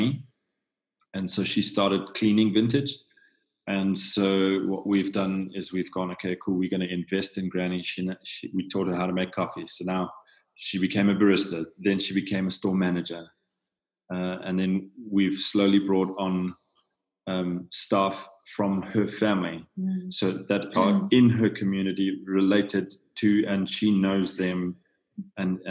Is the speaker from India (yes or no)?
no; South Africa; I'm from South Africa